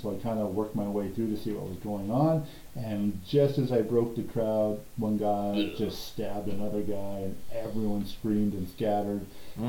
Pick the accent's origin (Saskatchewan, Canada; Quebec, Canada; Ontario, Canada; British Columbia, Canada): British Columbia, Canada; now in Calgary, Canada; So I came from the Okanagan, which is a pretty friendly town, but lots of tourists.